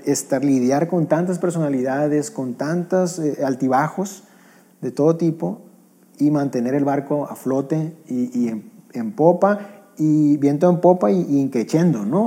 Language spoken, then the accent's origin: Spanish; northern Mexico, Mexico; somos norteños